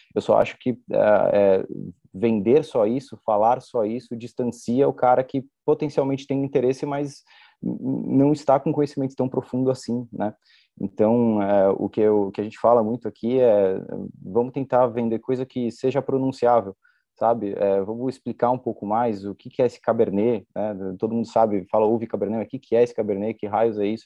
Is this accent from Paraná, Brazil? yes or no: no; São Paulo, Brazil; É uma expressão muito utilizada aqui na Moca, nós nascemos na Moca